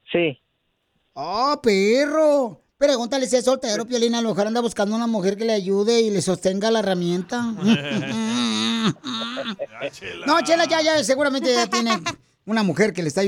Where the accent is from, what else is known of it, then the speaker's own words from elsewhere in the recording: Puebla, Mexico; now in Los Angeles, United States; Porque aquí venimos de Puebla, a Los Ángeles, Estados Unidos.